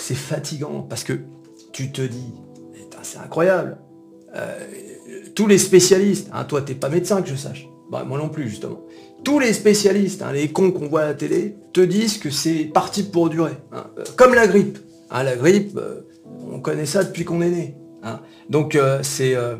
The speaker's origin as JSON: {"language": "French", "country": "France", "said": "nous, en tant que Français"}